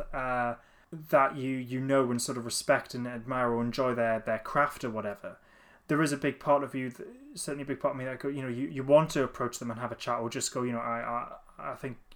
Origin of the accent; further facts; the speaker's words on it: Newcastle upon Tyne, North East England, United Kingdom; I'm from Newcastle as well